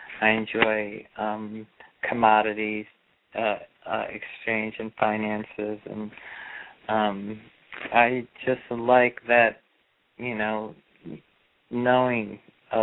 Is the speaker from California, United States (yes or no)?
no; Chicago, Illinois, United States; I was born at 432 in Illinois, Chicago